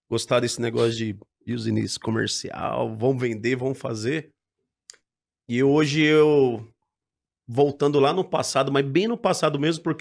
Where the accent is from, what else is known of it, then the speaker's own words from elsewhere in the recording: Guarulhos, São Paulo, Brazil; Ah, eu moro em Guarulhos, eu moro lá até hoje. Existia um pasto lá